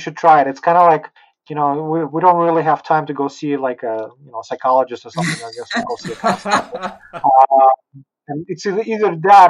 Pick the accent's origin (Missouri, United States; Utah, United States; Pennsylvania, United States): Utah, United States; I'm a Utah boy.